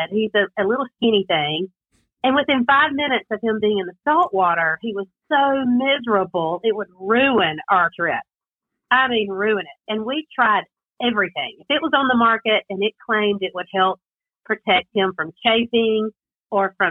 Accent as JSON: {"language": "English", "region": "South Carolina", "country": "United States", "accent": "Southern twang", "said": "I'm from South Carolina. We all have a little bit different Southern twang"}